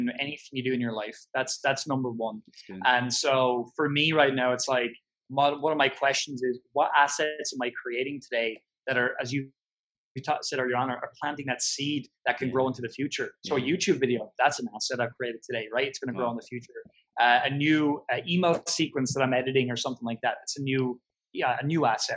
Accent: Ireland; I'm Irish

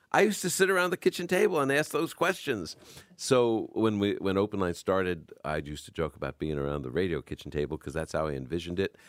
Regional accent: New York, United States; accent: New Yorker; also born or lived in Brooklyn; now in Chicago, United States; You can hear my New Yorker coming out

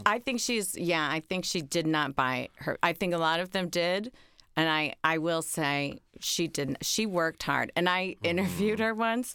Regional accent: Oak Park, Illinois, United States; moved away; I grew up in Chicago, or, or outside of Chicago

